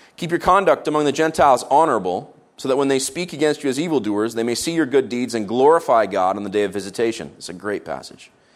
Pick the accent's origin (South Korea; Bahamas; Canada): Canada; as Canadians